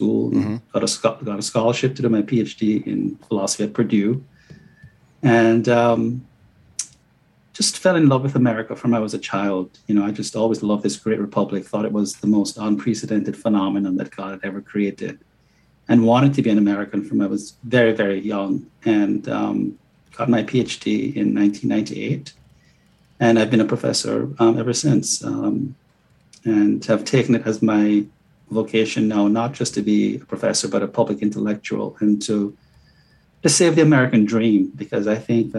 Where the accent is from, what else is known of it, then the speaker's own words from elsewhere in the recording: Jamaica; moved away as an adult; now in United States; I was born and raised in Jamaica, and came here in 1985 at the age of 20.